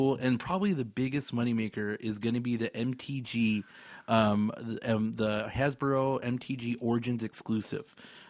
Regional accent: United States; accent: American; Well, it's probably my horrible American accent.

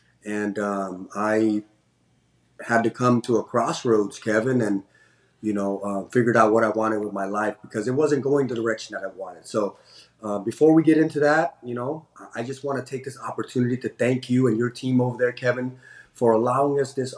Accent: Cambodia; now in San Francisco, United States; Yeah, I'm originally from Cambodia. So I was born in Cambodia in 1979, and we were, grateful enough to be able to, be given the opportunity to live as American citizens here.

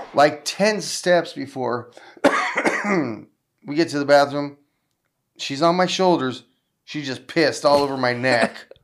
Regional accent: Southern California, United States; I'm from Southern California

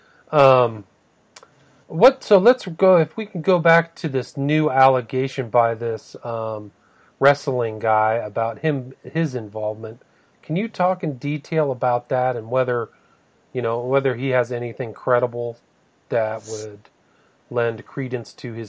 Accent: California, United States; I remember growing up in Northern California, people knew who were growing.

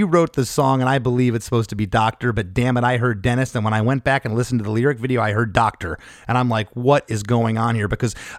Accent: Canada; we're Canadian.

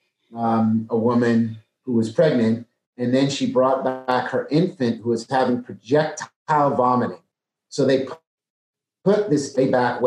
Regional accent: New Jersey, United States; moved away; also born or lived in Maryland; I'm from New Jersey.

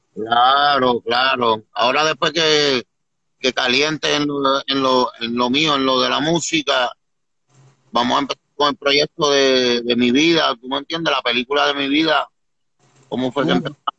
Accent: Puerto Rico; moved away; also born or lived in New Jersey; yo vengo de la isla

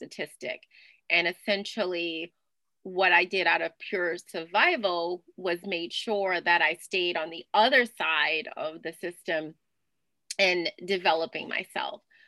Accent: New Orleans, Louisiana, United States; I'm originally from New Orleans, Louisiana. And I grew up twirling batons and dancing in Mardi Gras parades.

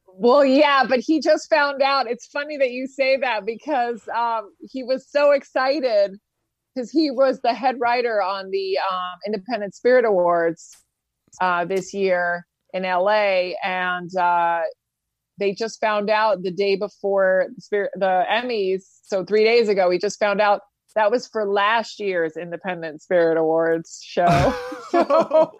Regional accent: Spain; moved away; I grew up in Spain, um, as a kid

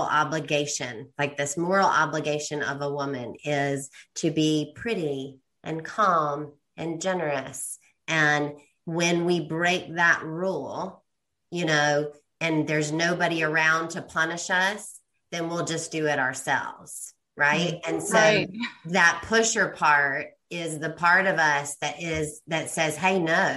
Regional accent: Columbia, South Carolina, United States; moved away; Columbia, South Carolina, my hometown

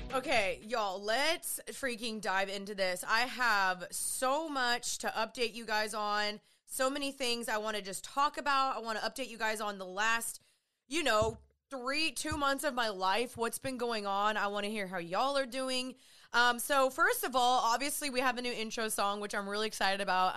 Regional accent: Dallas, Texas, United States; I'm from Dallas, Texas. I'm living back here

